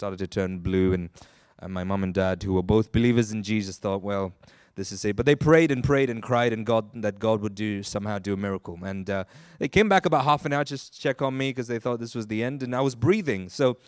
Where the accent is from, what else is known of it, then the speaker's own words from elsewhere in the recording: Nigeria; born there; So I was born in Nigeria. My parents were both working there at the time